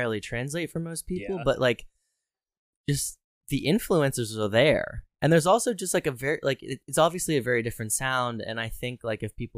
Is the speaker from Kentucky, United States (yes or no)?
no; Harrisburg, Pennsylvania, United States; my hometown